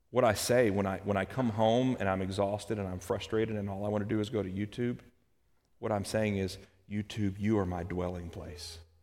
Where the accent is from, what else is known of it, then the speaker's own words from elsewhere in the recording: Kentucky, United States; moved away; also born or lived in Alabama; I'm from Kentucky. And then I spent some time in Alabama.